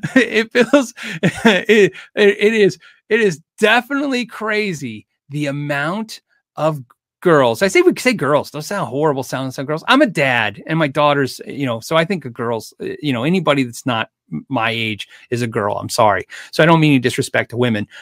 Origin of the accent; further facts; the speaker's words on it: United States; I'm an American